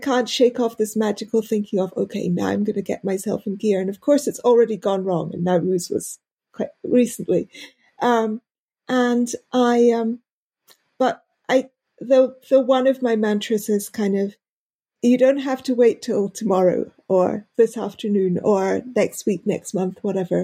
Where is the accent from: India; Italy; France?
India; I'm Indian Parsi